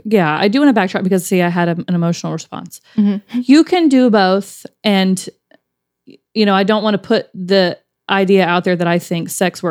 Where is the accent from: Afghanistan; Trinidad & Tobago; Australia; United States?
United States; Alabama; I'm from Alabama.